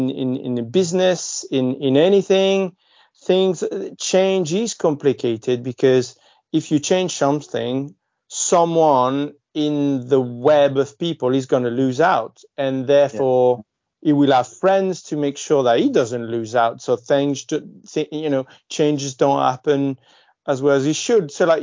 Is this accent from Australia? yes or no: no; Marseille, Provence-Alpes-Côte d'Azur, France; moved away; Obviously, I'm from Marseille. I've lived there for 20 years and so on.